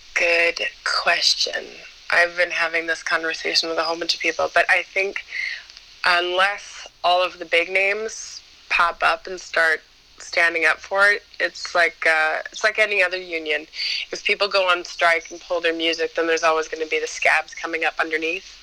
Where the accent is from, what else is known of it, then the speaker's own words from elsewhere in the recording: Ontario, Canada; moved away as an adult; now in Montreal, Canada; was born in Montreal, but I was raised in Ontario, but just across the border from, from Quebec